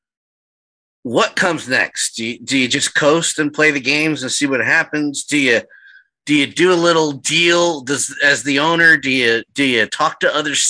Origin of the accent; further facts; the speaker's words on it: United States; as an American hockey fan